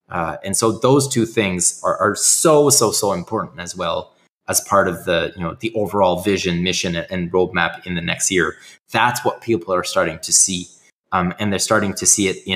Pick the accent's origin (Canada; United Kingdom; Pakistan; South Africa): Canada; I'm Canadian